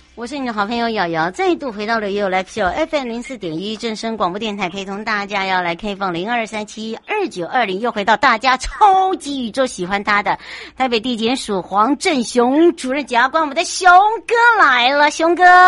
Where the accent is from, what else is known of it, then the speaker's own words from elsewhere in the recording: United States; now in Taiwan; 像我从小是在美国长大